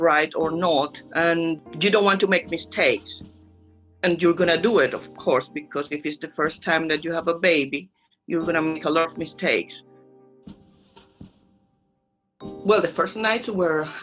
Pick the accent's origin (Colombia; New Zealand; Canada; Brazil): Colombia; English is a second language; moved away as an adult; now in England; I'm from Colombia, I speak Spanish